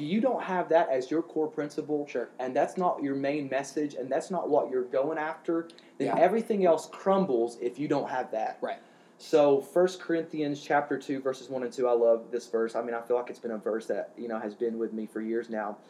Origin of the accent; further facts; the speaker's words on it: Eastern Kentucky, United States; I'm a hillbilly from Eastern Kentucky